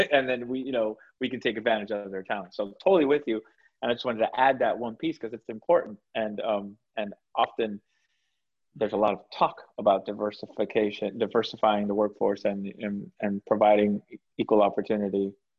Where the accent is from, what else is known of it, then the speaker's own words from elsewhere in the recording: South Florida, United States; now in Atlanta, United States; I'm from the East Coast. I'm from South Florida. I'm a Cuban American.